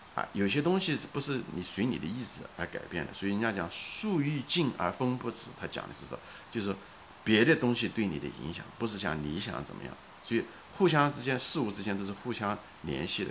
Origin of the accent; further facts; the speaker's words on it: China; now in United States; 我是一个中国人，对不对？ 我是在生活在美国的一个华裔的一个中国人，现在此时此刻是一个中老年的一个人